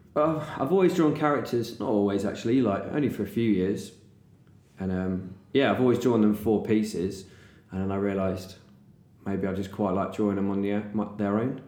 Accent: Bristol, South West England, United Kingdom

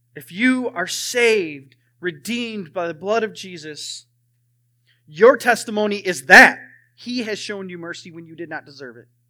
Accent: Wisconsin, United States; moved away; I'm from Wisconsin

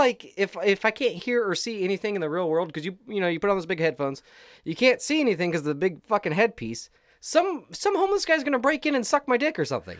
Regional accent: Ireland; I am Irish.

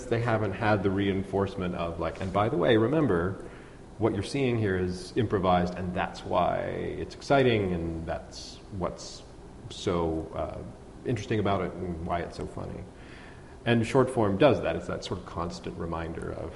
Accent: Pittsburgh, Pennsylvania, United States; also born or lived in New York; I grew up here in Pittsburgh

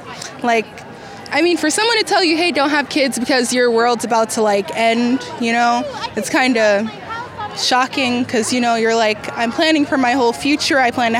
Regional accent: Sacramento, California, United States; I'm from Sacramento. I was born and raised here.

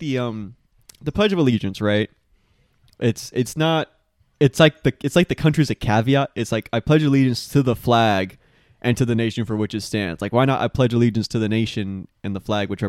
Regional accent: United States; we're all American.

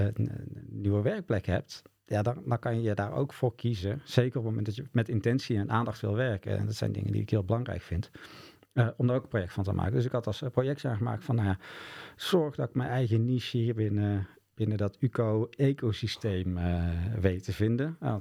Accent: Boxtel, North Brabant, Netherlands; bij ons in Bokstol woonde eh, Jan Juffermans

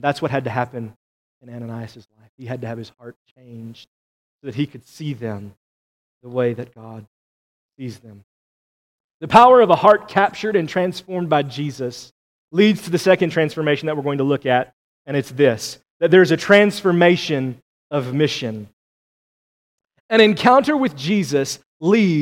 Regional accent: United States; we as American Christians

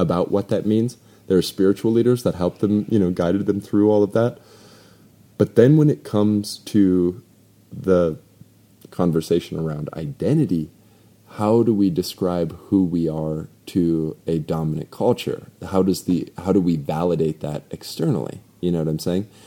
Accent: North Dakota, United States; moved away; also born or lived in Phoenix, Arizona; I'm from North Dakota. I'm a res baby

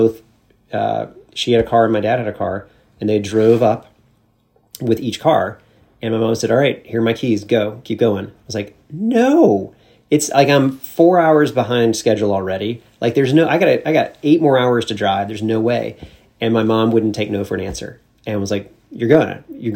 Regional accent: Homewood, Alabama, United States; moved away as an adult; now in Washington, D.C., United States; my hometown, the things about where I grew up

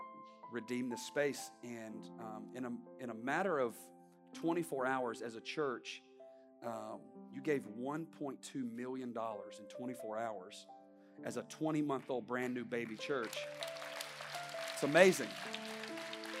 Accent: the South, United States; now in Palm Beach County, United States; I grew up in the South

